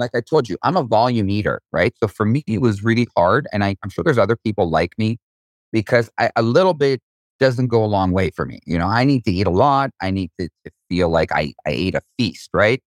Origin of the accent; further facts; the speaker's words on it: Israel; I was born in Israel.